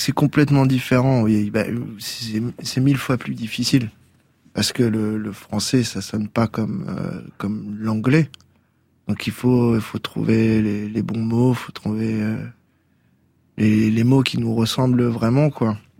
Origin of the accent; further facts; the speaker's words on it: Tours, Centre-Val de Loire, France; le quartier des arts, là où j'ai grandi, qui est un quartier populaire à hein Tours, dans le Vieux Tours